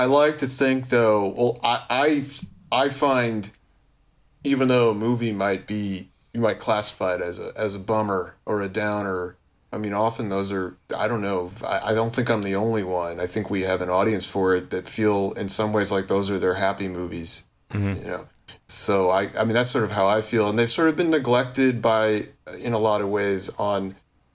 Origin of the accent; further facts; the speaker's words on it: the New York area, United States; also born or lived in Chicago; I'm from the New York area and mostly lived in New York, I have spent time in Chicago